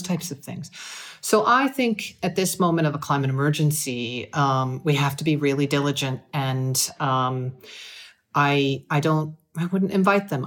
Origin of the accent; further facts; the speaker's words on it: United States; moved away; an American citizen